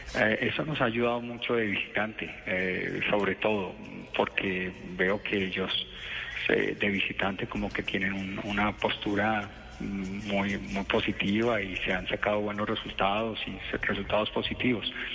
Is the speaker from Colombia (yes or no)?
yes; Colombia; como colombianos